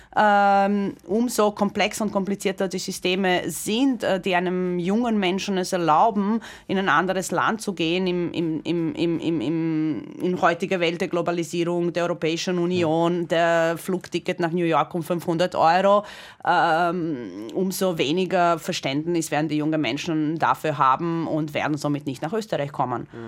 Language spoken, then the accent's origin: German; Croatia; moved away; ich bin gebürtige Kroatin